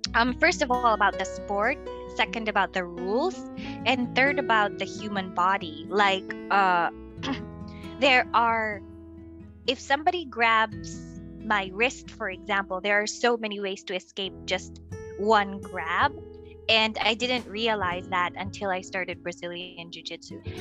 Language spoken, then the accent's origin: English; Philippines; moved away as an adult; now in China; I'm from the Philippines. I am currently in China